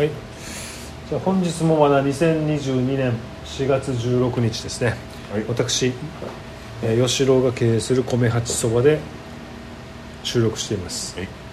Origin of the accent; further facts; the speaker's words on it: Okinawa, Japan; うちの地元には、あの、沖縄最古の蔵元があるでしょ